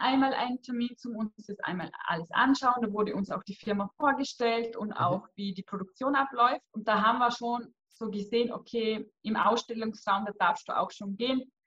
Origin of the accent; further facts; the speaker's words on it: Vorarlberg, Austria; bei uns im Ländle in Lustenau vor Ort